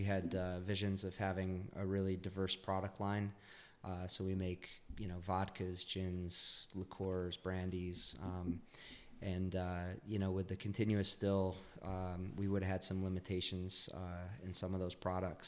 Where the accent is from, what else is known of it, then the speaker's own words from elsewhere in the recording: Elmira, New York, United States; also born or lived in Ithaca, New York; I grew up just a little bit south of here in Elmira, New York